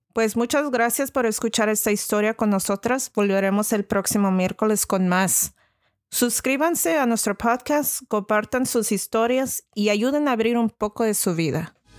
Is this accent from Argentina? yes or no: no; Tepic, Nayarit, Mexico; en Tepic Nayarit, que es de donde soy originario